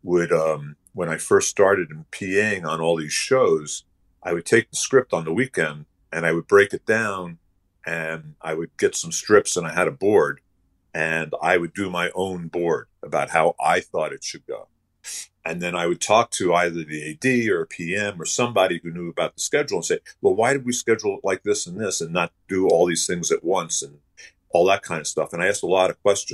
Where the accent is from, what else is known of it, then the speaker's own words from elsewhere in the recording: New York City, New York, United States; I grew up in New York City